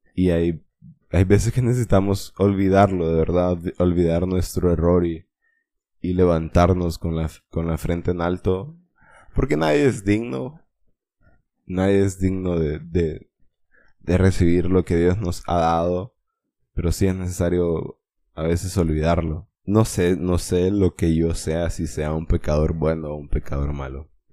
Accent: Honduras; como buen hondureño

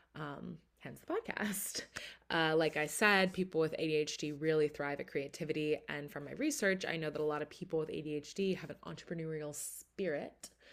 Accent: outside of Philadelphia, Pennsylvania, United States; moved away as an adult; also born or lived in Chicago; now in Philadelphia, United States; I grew up kind of outside of Philly.

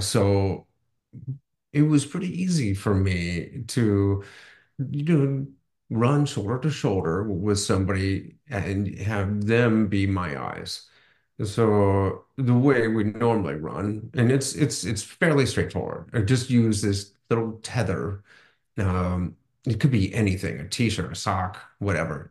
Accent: Akron, Ohio, United States; the Akron Marathon, my hometown marathon

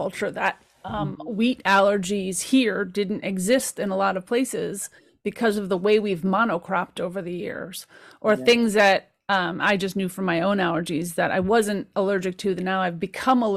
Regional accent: Caldwell, New Jersey, United States; I grew up in the Caldwells.

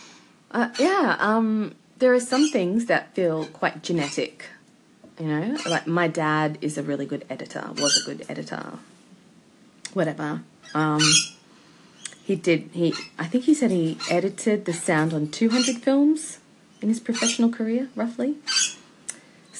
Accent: Australia; as an Australian

